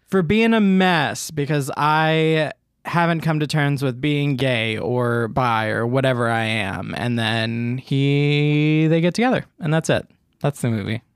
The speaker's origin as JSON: {"language": "English", "region": "the South", "country": "United States", "said": "I'm from the South"}